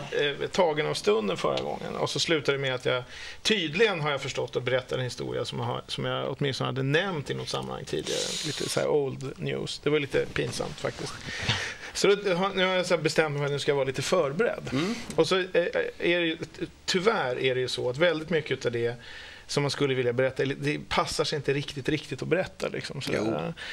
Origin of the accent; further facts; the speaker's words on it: Stockholm, Stockholm County, Sweden; jag är från Stockholm